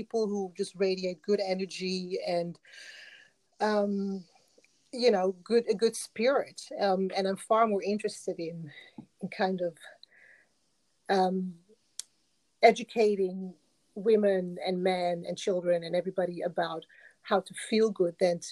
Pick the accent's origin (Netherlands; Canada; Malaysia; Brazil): Netherlands; moved away as an adult; also born or lived in Morocco; now in Australia; So I was born in Morocco, and then when we were about 3 or 4 years old, we migrated to the Netherlands with my family